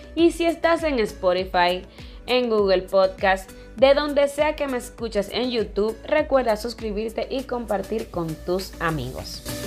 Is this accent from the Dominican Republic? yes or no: yes; Dominican Republic; como dominicano y todo, yo amo mi país